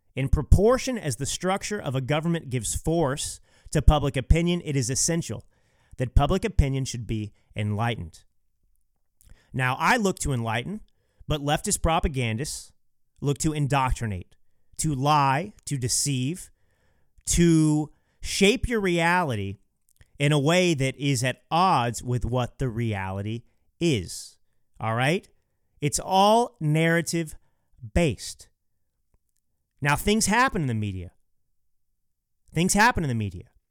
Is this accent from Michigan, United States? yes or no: no; Texas, United States; moved away as an adult; now in California, United States; I am a uh, Texas bred, California based, conservative, and millennial author